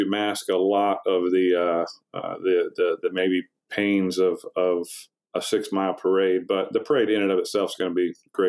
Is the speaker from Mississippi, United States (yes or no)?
yes; Laurel, Mississippi, United States; moved away as an adult; also born or lived in Texas; now in Alabama, United States; I'm originally from Mississippi. I'm Laurel, Mississippi, and went to University of Southern Mississippi.